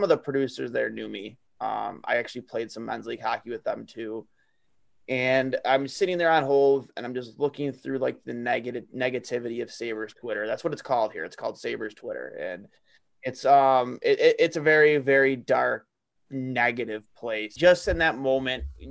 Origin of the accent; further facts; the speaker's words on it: Buffalo, New York, United States; from Buffalo, New York